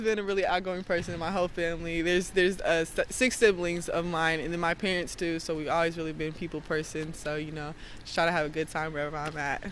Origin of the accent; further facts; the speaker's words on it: Texas, United States; moved away; also born or lived in Missouri / New York; I grew up in Texas, and then my parents and stuff moved down to Missouri Missouri.